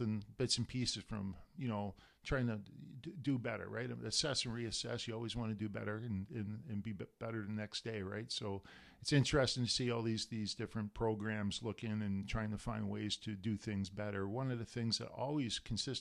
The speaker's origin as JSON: {"language": "English", "country": "Canada", "moved": "yes", "lives_now": "United States", "said": "I'm Canadian, you know, and permanent resident of the United States"}